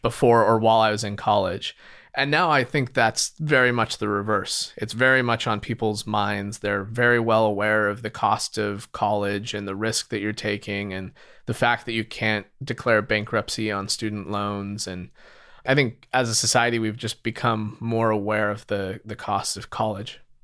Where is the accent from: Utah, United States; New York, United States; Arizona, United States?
Utah, United States; moved away as an adult; now in San Francisco, United States; I grew up in Utah.